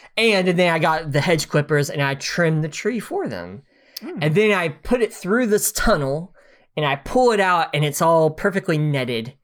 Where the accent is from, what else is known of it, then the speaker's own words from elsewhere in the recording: United States; being American